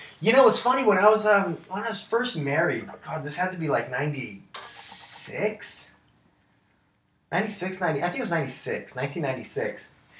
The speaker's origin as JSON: {"language": "English", "region": "Southern California", "country": "United States", "said": "We're from Southern California."}